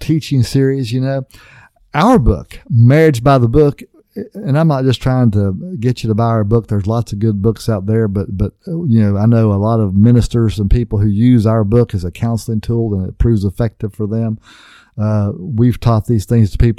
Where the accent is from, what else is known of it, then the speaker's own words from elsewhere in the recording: West Virginia, United States; I grew up in West Virginia on a farm.